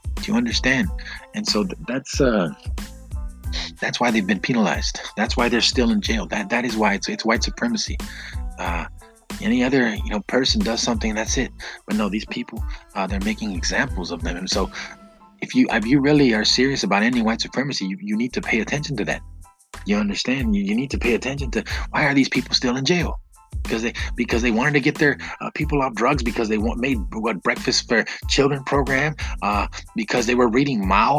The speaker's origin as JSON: {"language": "English", "country": "United States", "tie": "born or raised there", "said": "I grew up in the United States"}